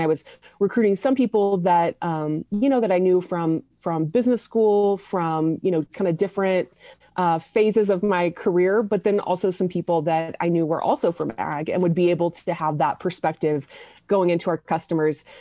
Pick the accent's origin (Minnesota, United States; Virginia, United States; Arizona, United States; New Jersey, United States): Arizona, United States; moved away as an adult; also born or lived in Washington, D.C. / Indiana / Athens, Georgia / College Station, Texas; I grew up in Arizona, and then I lived in Indi-, well, I lived in D C for a period of time, lived in Indiana, then lived in Athens, Georgia, then lived in College Station, Texas, and then Dallas, Texas before moving to San Francisco.